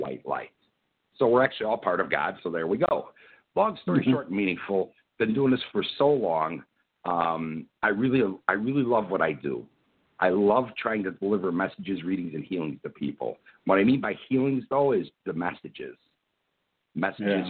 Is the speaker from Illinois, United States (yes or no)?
yes; Chicago, Illinois, United States; Born and raised in Chicago in the mid 60s